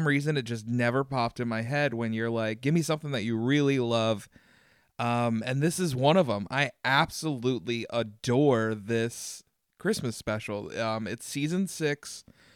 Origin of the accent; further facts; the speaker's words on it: Glen Burnie, Maryland, United States; I grew up in Glen Burnie